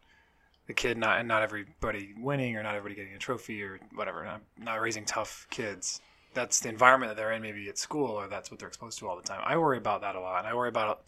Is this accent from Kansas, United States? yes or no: yes; Kansas, United States; moved away as an adult; now in California, United States; I'm from Kansas originally